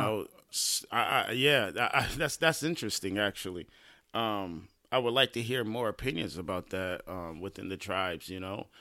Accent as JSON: {"language": "English", "town": "Lansing", "region": "Michigan", "country": "United States", "tie": "born or raised there", "said": "I was born in Lansing, Michigan, uh, nineteen eighty-four. Uh, Sparrow Hospital. Um, started here, lived here all my life on the north side of Lansing."}